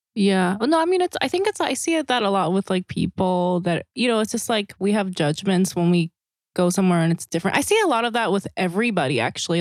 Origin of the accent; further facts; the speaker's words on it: South Korea; moved away as an adult; also born or lived in Saipan; now in United States; in Korea and then I grew uh-huh. up on this island called Saipan, but like mostly I grew up, you know, in Korea. I mm-hmm. never lived in the States until I was 20 years old.